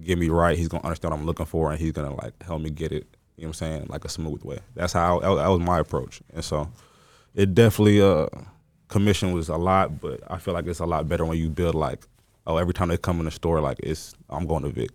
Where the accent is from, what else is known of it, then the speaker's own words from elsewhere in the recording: Mesquite, Texas, United States; also born or lived in Dallas, Texas / Lubbock, Texas; I grew up in Mesquite from, you know, just high school, middle school